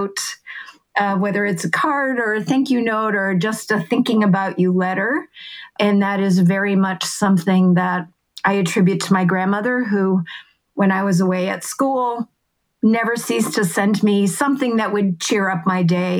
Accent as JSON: {"language": "English", "region": "Massachusetts", "country": "United States", "tie": "born or raised there", "said": "I grew up in Massachusetts"}